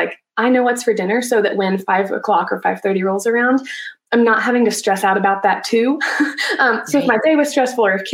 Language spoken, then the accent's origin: English; Alabama, United States; moved away as an adult; now in Colorado, United States; So I'm actually from Alabama originally. And then after college, I moved to Colorado. And that's where I live now